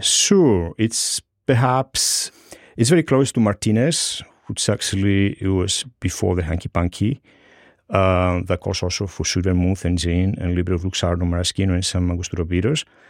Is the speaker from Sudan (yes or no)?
no; Greece; moved away as an adult; now in New York, United States; I grew up in Greece